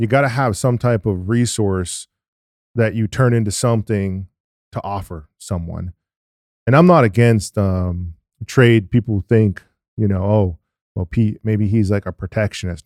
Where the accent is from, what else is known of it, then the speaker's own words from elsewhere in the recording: New England, United States; I'm from New England